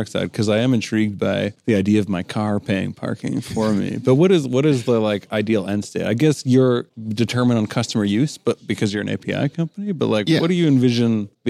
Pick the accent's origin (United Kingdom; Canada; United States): Canada; Toronto, Ontario; I'm from Toronto.